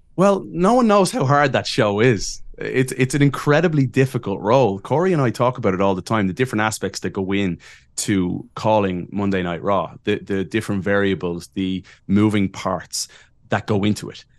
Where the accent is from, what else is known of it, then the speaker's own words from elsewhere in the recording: Ireland; moved away as an adult; I am from Ireland and met a Chicago girl